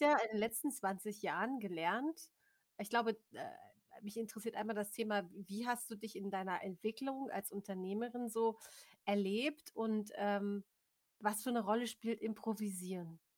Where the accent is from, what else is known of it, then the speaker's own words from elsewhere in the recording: Germany; als Deutscher